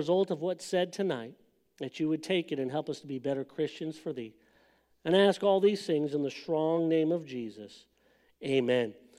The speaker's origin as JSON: {"language": "English", "town": "Los Angeles", "region": "California", "country": "United States", "tie": "born or raised there", "moved": "yes", "said": "I grew up in Southern California"}